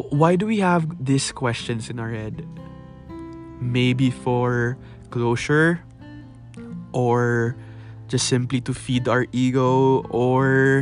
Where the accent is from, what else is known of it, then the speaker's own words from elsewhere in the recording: Philippines; English is a second language; I love being a Filipino